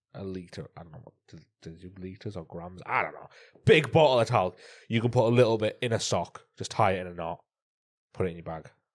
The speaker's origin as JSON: {"language": "English", "region": "North East England", "country": "United Kingdom", "said": "I'm from Northeast"}